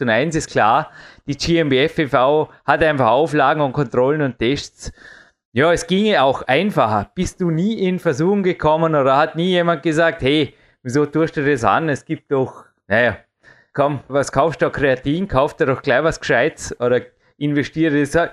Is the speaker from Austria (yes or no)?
yes; Vorarlberg, Austria; bei uns in Österreich